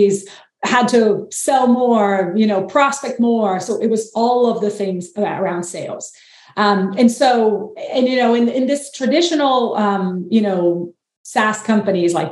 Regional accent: Brazil; now in United States; I'm from Brazil, live in the US, and my partner is French

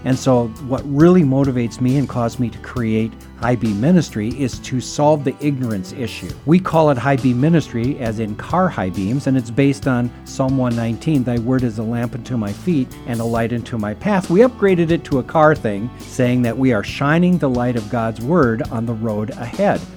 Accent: United States; as Americans, we are fiercely independent

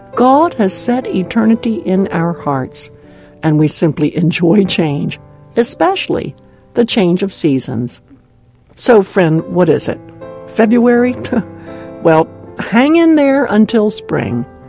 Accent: Maryland, United States; now in Southern California, United States; the cold, wet winters back in my home state of Maryland

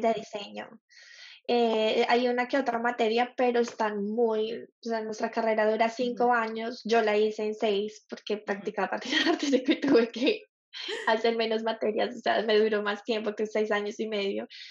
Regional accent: Colombia; moved away as an adult; now in Australia; soy colombiana, tengo 29 años, soy publicista, o bueno, es publicidad, pero ejerzo como diseñadora gráfica y estoy viviendo en Australia hace cinco años

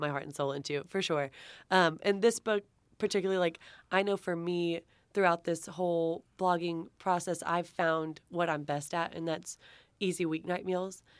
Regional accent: Texas, United States; I'm from Texas, so I've got my Southern Charm chapter

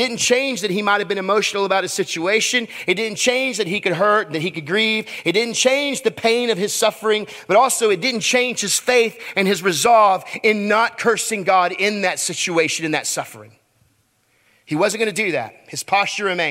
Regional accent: Texas, United States; I'm from Texas, so I say naked

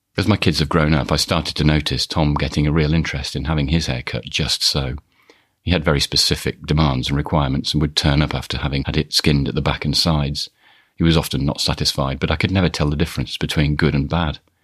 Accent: Birmingham, West Midlands, United Kingdom; also born or lived in Studley; I just said Birmingham

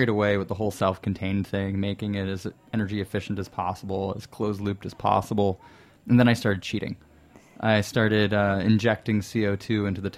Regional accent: New Jersey, United States; moved away as an adult; now in New York City, United States; New Jersey, I didn't go too far

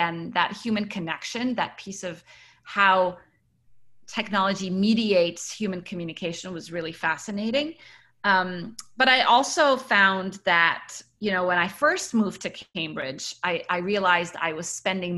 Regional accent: United Arab Emirates; also born or lived in Cairo, Egypt / Kuwait; Yes, I was born in Cairo, Egypt, and I grew up around the Middle East. So my parents worked in Kuwait until the first Gulf War, after which we moved to the United Arab Emirates, and I was there until I finished high school.

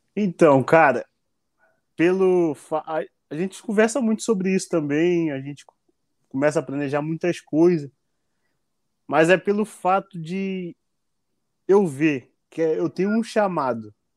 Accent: Brazil; moved away as an adult; now in United States

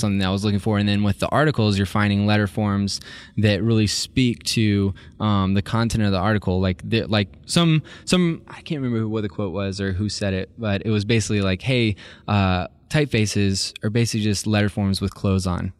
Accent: Columbus, Georgia, United States; I grew up in Columbus, Georgia

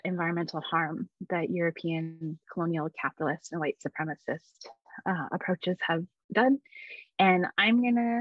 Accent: Edmonton, Alberta, Canada; moved away; I am a Métis person. I am from Alberta in Treaty 6 territory, or Miskwichi Wiskaigan, Edmonton.

